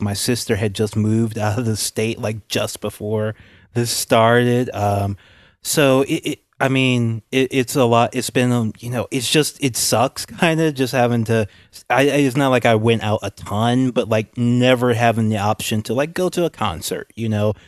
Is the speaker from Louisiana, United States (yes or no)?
yes; Louisiana, United States; I'm from Louisiana